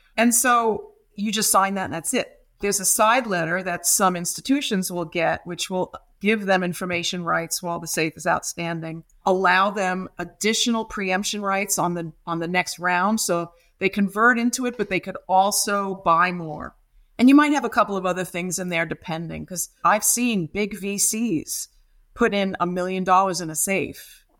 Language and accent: English; New York City, New York, United States; moved away as an adult; also born or lived in Massachusetts; now in London, United Kingdom; I'm from Brooklyn, New York, and I was a rock and roll kid